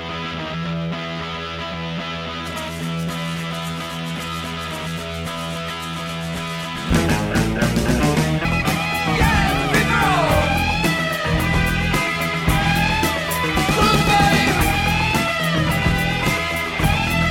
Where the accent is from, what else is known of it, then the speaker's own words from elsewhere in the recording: Cleveland, Ohio, United States; I'm from Cleveland